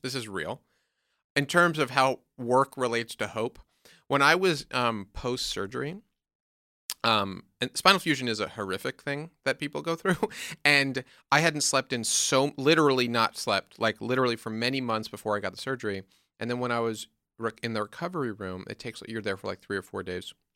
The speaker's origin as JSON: {"language": "English", "region": "New York", "country": "United States", "said": "I'm from New York"}